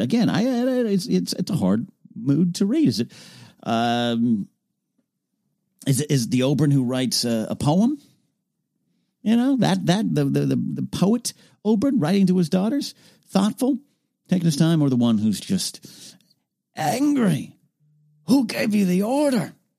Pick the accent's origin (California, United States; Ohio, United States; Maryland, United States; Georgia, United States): California, United States; Arroyo Grande; Arroyo Grande, California, my hometown.